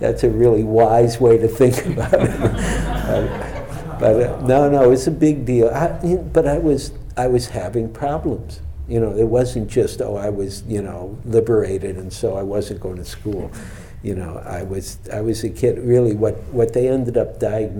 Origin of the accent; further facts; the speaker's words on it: Detroit, Michigan, United States; now in San Francisco, United States; growing up in Detroit